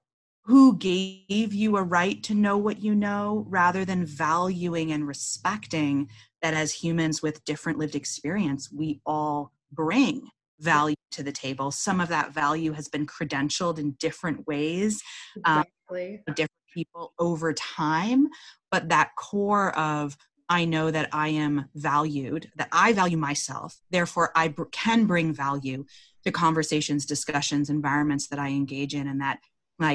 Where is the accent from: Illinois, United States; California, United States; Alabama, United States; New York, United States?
California, United States; East Palo Alto; I was born in East Palo Alto, California